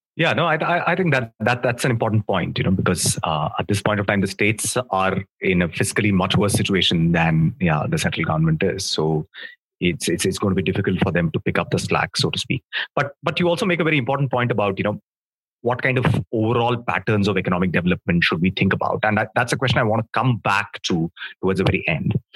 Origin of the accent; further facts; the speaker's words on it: Mumbai, Maharashtra, India; you and I come from Mumbai